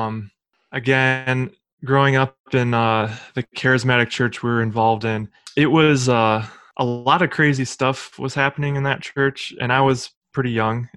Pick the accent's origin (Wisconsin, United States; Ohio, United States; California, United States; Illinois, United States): Ohio, United States; Cleveland; I'm from Cleveland, Ohio, born and raised here